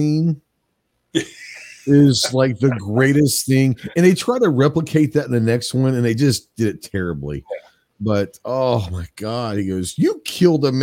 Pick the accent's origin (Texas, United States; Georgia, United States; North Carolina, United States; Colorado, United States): Texas, United States; Plano; I grew up in Texas. So Texas high school football, like that was about Odessa Permian. But people don't realize that Odessa Permian's biggest rival in the state that for a decade was my high school, Plano